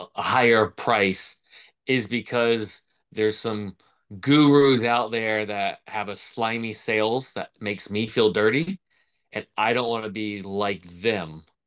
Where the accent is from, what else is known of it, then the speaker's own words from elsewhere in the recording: Florida, United States; I grew up in Florida.